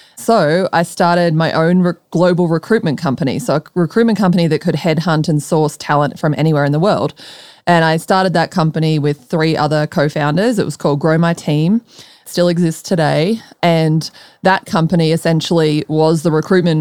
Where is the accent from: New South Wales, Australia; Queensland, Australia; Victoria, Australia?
Victoria, Australia; Melbourne; moved away as an adult; also born or lived in Colorado, United States; now in Austin, United States; I'm from Melbourne